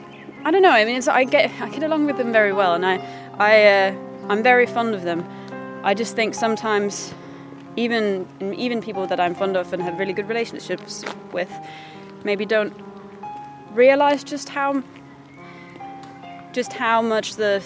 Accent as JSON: {"language": "English", "country": "Denmark", "second_language": "English", "moved": "yes", "lives_now": "London, United Kingdom"}